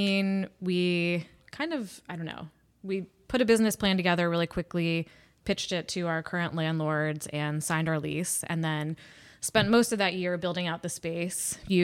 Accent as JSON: {"language": "English", "town": "New York City", "region": "New York", "country": "United States", "tie": "born or raised there", "said": "I grew up in New York City, but weekends, summers... any free time we had was always in the Berkshires."}